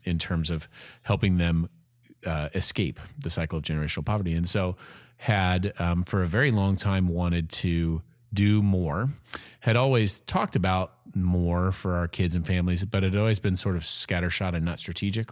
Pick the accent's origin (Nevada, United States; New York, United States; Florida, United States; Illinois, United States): Illinois, United States; Peoria; now in Evansville, United States; I'm from Peoria, Illinois